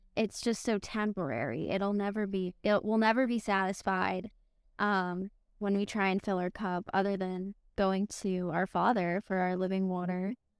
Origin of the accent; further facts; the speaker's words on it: Connecticut, United States; now in Tennessee, United States; I'm actually from Connecticut, I'm not from Tennessee